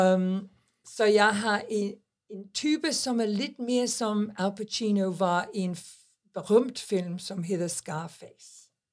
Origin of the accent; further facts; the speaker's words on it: England, United Kingdom; Danish is a second language; now in Denmark; jeg er engelsk, jeg er i engelsk pas